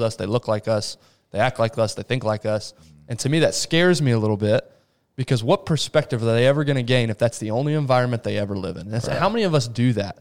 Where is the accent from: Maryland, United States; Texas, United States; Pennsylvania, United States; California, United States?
Texas, United States; Abilene; also born or lived in Rio de Janeiro, Brazil; Abilene, Texas is nothing.